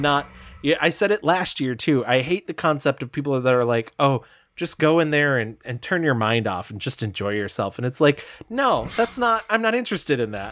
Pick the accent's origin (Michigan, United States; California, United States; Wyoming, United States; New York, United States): New York, United States; Adirondack Mountains, Northern; I was from bumblefuck north, uh, like Adirondack Mountains